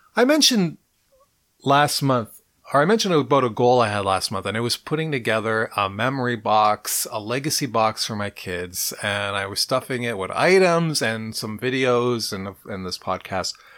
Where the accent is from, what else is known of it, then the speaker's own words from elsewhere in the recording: Montreal, Quebec, Canada; I was born in Montreal. And I lived on Oxford Avenue in N D G